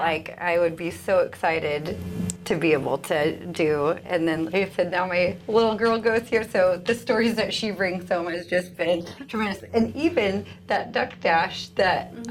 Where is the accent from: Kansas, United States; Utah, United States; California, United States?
Kansas, United States; Lenexa; moved away as an adult; now in Manhattan, Kansas, United States; I come from Kansas City originally, so Lenexa, Kansas